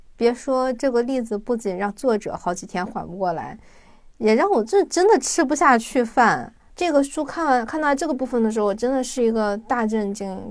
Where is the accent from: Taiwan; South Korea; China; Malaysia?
China; 我们中国人